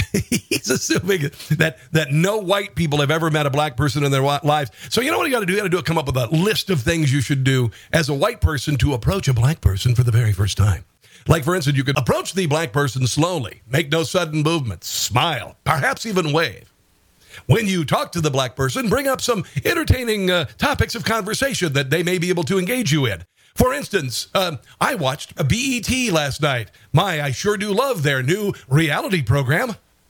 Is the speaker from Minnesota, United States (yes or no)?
yes; Minnesota, United States